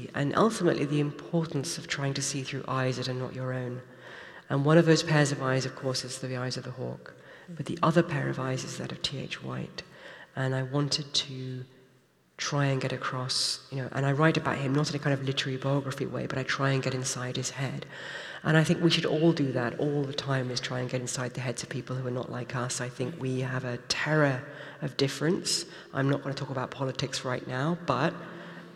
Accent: United Kingdom; I'm British

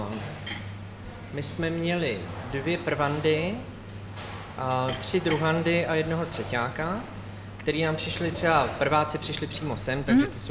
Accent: Červený Kostelec, Hradec Králové Region, Czechia; z Červeného kostelce, počkat pocházím taky

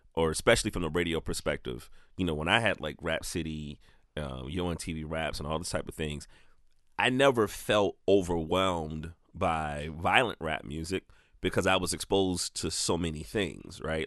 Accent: the South, United States; now in South Carolina, United States; I'm from the South and and I'm in South Carolina

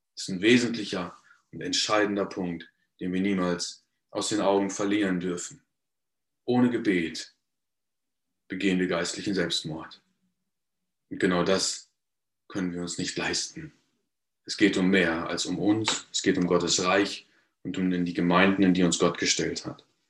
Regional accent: Paderborn, North Rhine-Westphalia, Germany; ich bin in Paderborn geboren und aufgewachsen

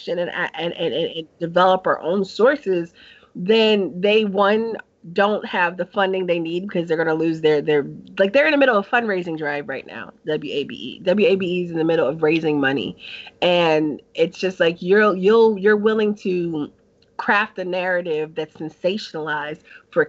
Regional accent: New York, United States; growing up in New York

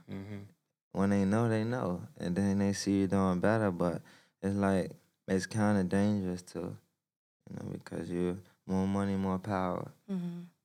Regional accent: Washington, District of Columbia, United States; I'm from Southeast DC, and basically like it's a big struggle there

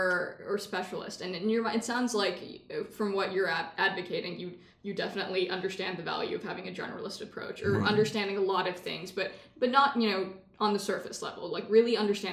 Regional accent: Texas, United States; I'm from Texas.

